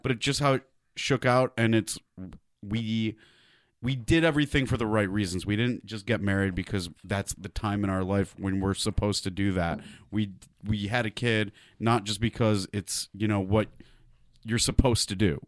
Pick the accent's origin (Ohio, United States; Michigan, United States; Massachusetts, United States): Michigan, United States; Detroit; I grew up on it in Detroit